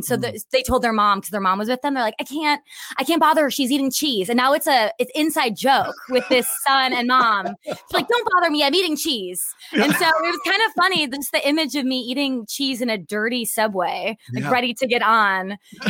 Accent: Wisconsin, United States; accent: Wisconsin; It's okay for me to neutralize my Wisconsin accent because mine used to be very, very strong.

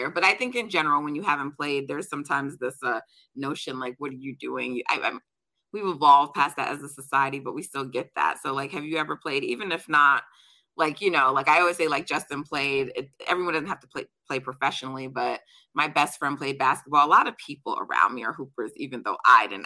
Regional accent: Jamaica; I'm Jamaican, so we're we're track people in my family.

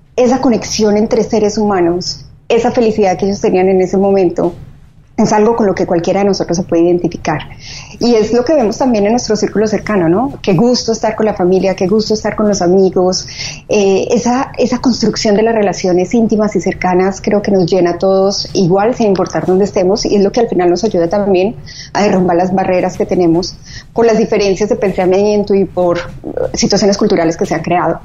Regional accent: Medellín, Antioquia, Colombia; moved away as an adult; also born or lived in Bogotá / Spain / Mexico City; now in Miami, United States; originalmente somos de Medellín, vivimos también en Bogotá, yo viví en un tiempo en España

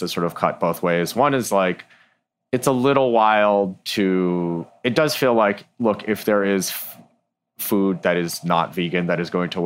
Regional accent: Ann Arbor, Michigan, United States; I grew up in Ann Arbor, Michigan

